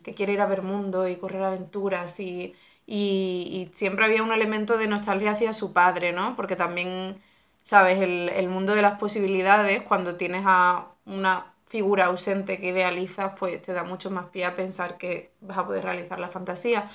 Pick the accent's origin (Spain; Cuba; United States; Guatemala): Spain; Benalup-Casas Viejas, Andalusia; mi infancia fue toda en Benalú en los primeros años